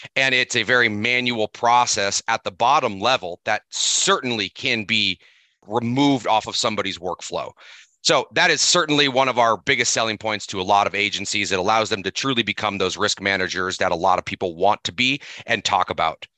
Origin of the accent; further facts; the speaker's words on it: Seattle, Washington, United States; now in Missoula, United States; I grew up in Seattle